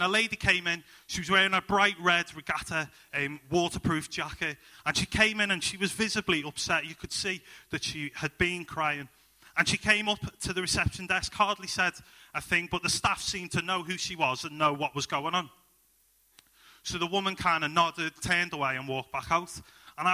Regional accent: Liverpool, North West England, United Kingdom; moved away as an adult; now in Halesowen, United Kingdom; I'm originally from Liverpool. My wife and I, we moved into Halesowen in the past 12 months

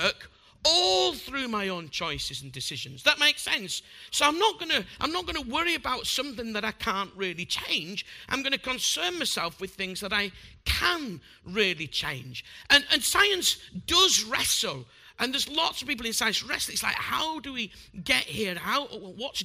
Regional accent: Bradford, Yorkshire and the Humber, United Kingdom; I'm a butcher from Bradford

